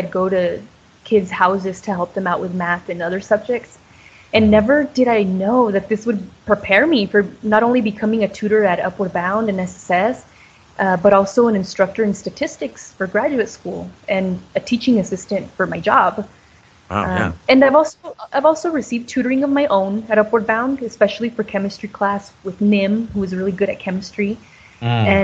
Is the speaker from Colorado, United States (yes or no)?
yes; Colorado, United States; moved away; also born or lived in Clovis; I moved from Colorado to Clovis